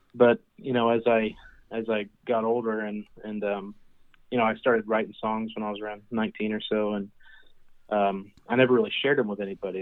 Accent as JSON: {"language": "English", "town": "Emporia", "region": "Kansas", "country": "United States", "tie": "born or raised there", "said": "I was born and raised in Kansas, a small town in between Kansas City and Wichita, uh, called Emporia"}